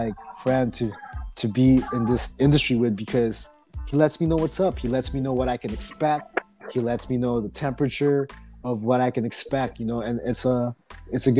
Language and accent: English; Oxnard, California, United States; We're just some kids from Oxnard